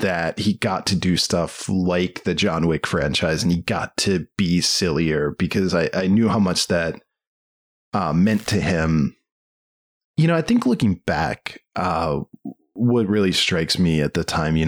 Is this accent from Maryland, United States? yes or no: yes; Maryland, United States; I was from Maryland